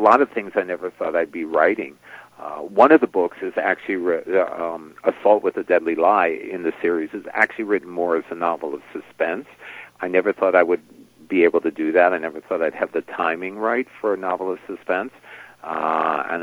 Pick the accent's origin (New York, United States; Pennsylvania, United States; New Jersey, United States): New York, United States; I grew up in New York